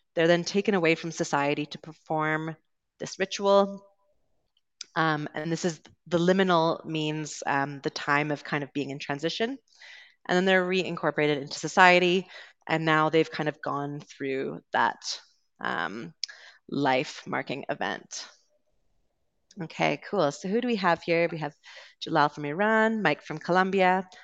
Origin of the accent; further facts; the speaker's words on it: Canada; accent: Canadian; moved away as an adult; also born or lived in United Kingdom; I'm originally from Canada, so you will be hearing a Canadian accent today